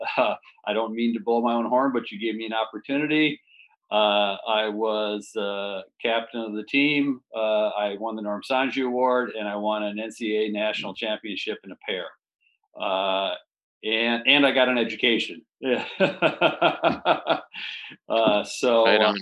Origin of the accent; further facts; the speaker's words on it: Madison, Wisconsin, United States; I grew up in the Madison area